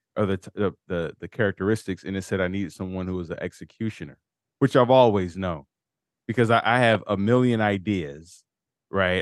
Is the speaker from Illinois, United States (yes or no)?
yes; Chicago, Illinois, United States; both being from Chicago